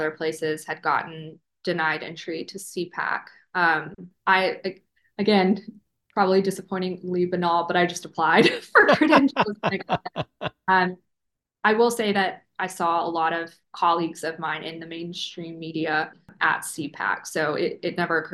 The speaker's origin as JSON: {"language": "English", "region": "Alabama", "country": "United States", "moved": "yes", "said": "I'm from Alabama originally"}